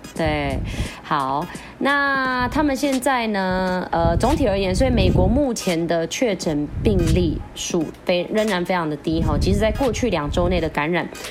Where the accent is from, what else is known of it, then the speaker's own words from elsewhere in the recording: Philippines; 连我们菲律宾人要进去都还要看时辰啊